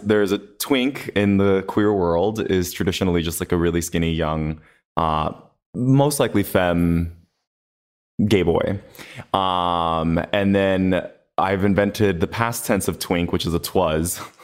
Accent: Los Angeles, California, United States; I was born and raised in Los Angeles. I was actually born in Boyle Heights.

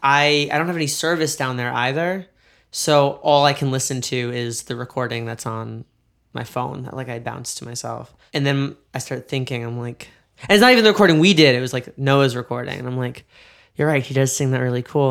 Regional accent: New York, United States; now in Los Angeles, United States; I'm from New York

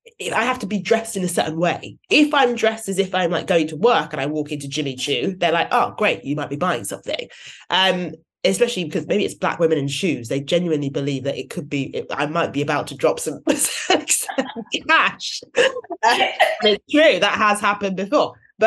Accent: United Kingdom; And then as soon as I open my mouth and they realize I'm British, oh, well, she definitely could be rich.

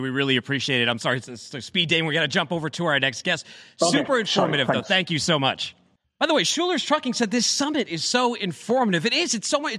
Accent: Boston, Massachusetts, United States; growing up in Boston in the Northeast

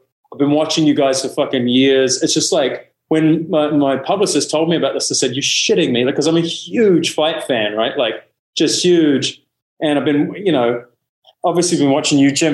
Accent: New Zealand; I'm a Kiwi

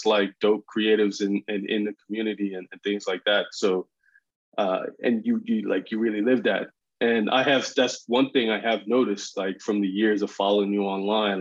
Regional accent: Bermuda; I'm from Bermuda.

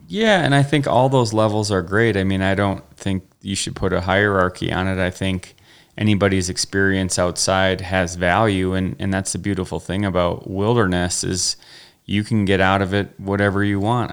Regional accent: Wisconsin, United States; moved away; I'm originally from the Midwest, Wisconsin

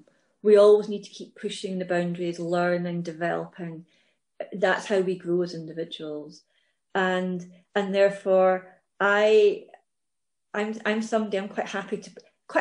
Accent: Scotland, United Kingdom; I'm Scottish, British, European

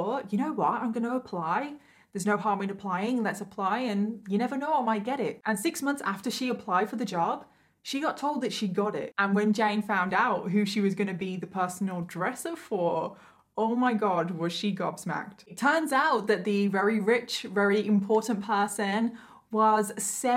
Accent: Midlands, United Kingdom; accent: northern; I'm from the Midlands, but I'm classed as northern, I think

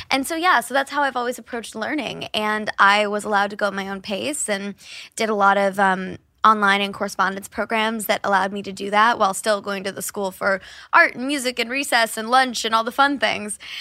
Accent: Kansas City, United States; growing up in Kansas City all happened at my grandparents' house

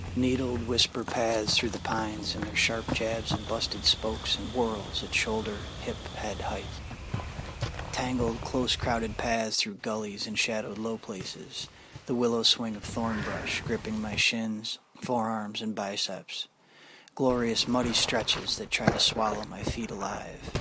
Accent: Canandaigua, New York, United States; I grew up in Canandaigua, born and raised

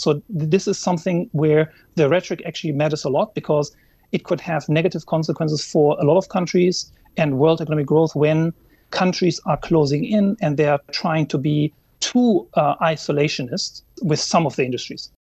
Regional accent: Germany; moved away; my home country, Germany

